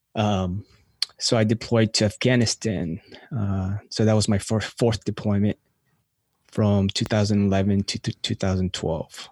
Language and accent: English; California, United States; also born or lived in Philippines; now in North Carolina, United States; grew up in California.